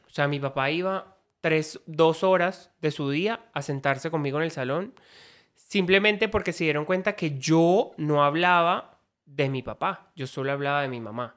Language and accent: Spanish; Caribbean coast, Colombia; soy costeño, familia ganadera, familia costeña, donde a mí nunca me dijeron eh, no a muchas cosas, pero sí a esto es de niño y esto es de niña. O sea, yo me crié con esa perspectiva